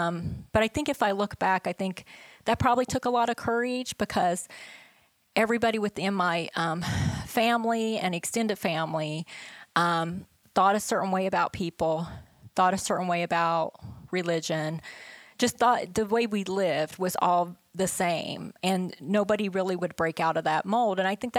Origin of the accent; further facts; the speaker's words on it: West Virginia, United States; But I grew up in West Virginia, there was nobody around us. We grew our own food and we canned our vegetables and we had farms